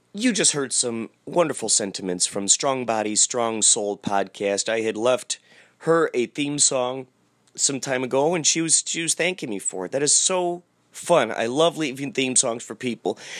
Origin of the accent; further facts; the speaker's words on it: Carol Stream, Illinois, United States; I grew up in Carroll Stream, Illinois